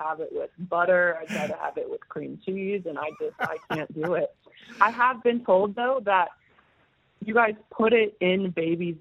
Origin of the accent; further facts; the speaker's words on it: Edmond, Oklahoma, United States; moved away as an adult; now in Brisbane, Australia; I'm from Edmond, which is right outside Oklahoma City.